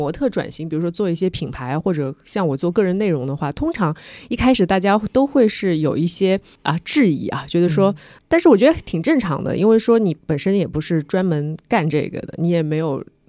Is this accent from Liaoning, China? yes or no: no; Shanghai, China; 也是我们上海人